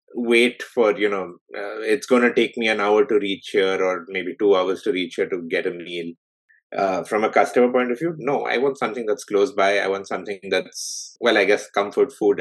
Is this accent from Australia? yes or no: no; Delhi, India; moved away as an adult; now in Toronto, Canada; I grew up in India. I was in Delhi all my life.